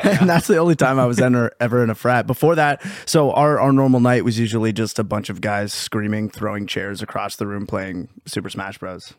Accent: Pennsylvania, United States; we're from Pennsylvania

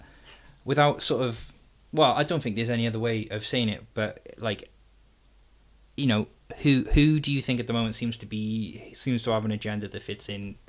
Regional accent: Wales, United Kingdom; I'm Welsh

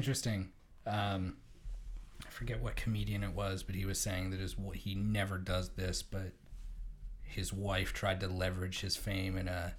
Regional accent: Tillsonburg, Ontario, Canada; And then I grew up in Tillsonburg.

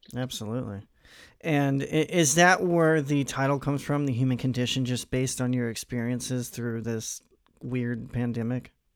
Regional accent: Missouri, United States; I'm I'm from Missouri

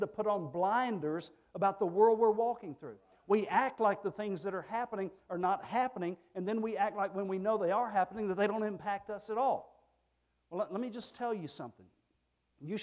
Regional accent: Texas, United States; moved away

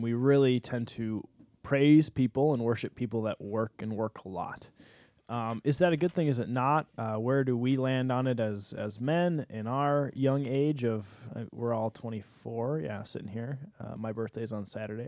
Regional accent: United States

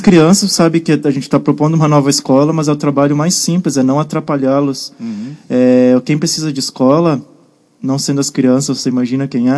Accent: Guaporé, Rio Grande do Sul, Brazil; Guaporé, a terra onde eu cresci, na né, cidade que eu era, passei minha infância

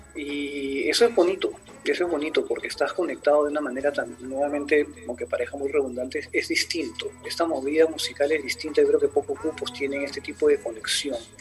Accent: Peru; soy de Perú

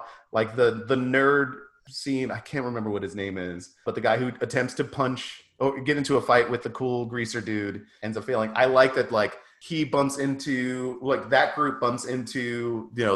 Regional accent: New York, United States; also born or lived in Long Island; I'm from New York

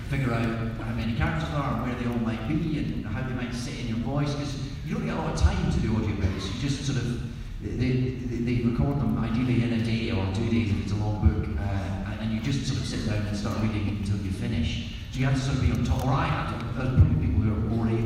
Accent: Scotland, United Kingdom; accent: Scottish; I'm Scottish and easily embarrassed.

